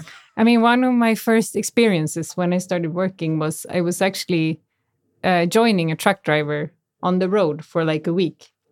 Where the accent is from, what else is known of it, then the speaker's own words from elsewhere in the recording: Canada; moved away; I grew up in Canada